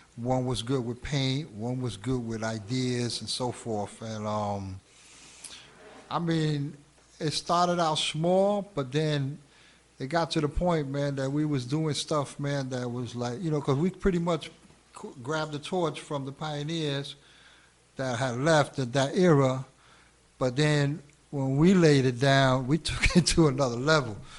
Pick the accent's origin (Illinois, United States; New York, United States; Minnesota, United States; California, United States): New York, United States; New York City; also born or lived in Hell's Kitchen, New York City / Queensbridge, Queens; I was born in Hell's Kitchen till the age of five. At the age of five, I moved up to um, Spanish Harlem, 115 in Madison, and that's where it was all, you know, that's where it all began.